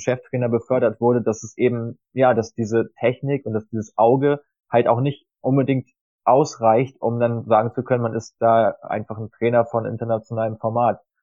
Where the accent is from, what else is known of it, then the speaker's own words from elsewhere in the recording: Germany; als Deutscher